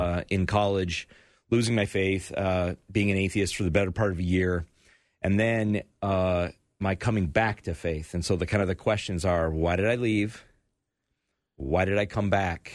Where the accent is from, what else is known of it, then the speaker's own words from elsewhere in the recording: United States; I, I'm proud to be an American